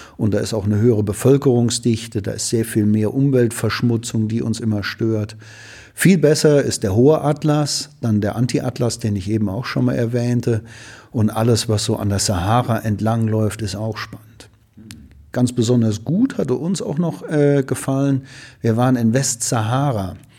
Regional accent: Ruhr area, North Rhine-Westphalia, Germany; bei uns im Ruhrgebiet

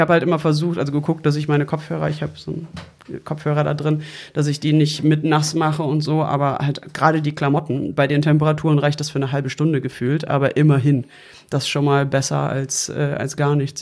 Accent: Germany; jemand, der hier geboren und aufgewachsen ist in Deutschland, in Europa

